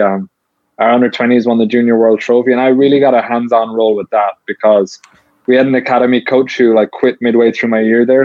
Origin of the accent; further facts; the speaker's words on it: Limerick, Munster, Ireland; moved away; I'm from Limerick, which is like where Munster rugby is based